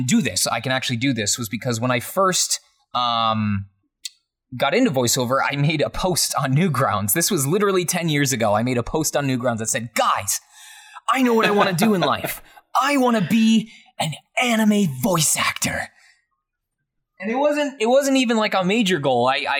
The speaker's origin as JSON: {"language": "English", "region": "Michigan", "country": "United States", "tie": "born or raised there", "said": "my hometown of Michigan"}